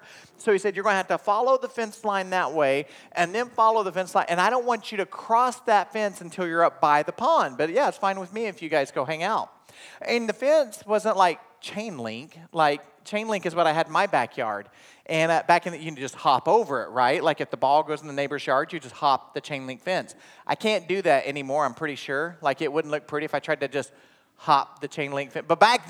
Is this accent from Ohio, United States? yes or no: no; Inola, Oklahoma, United States; From about the age of 5 on, I grew up in Oklahoma. And the town I graduated from is Inola, Oklahoma.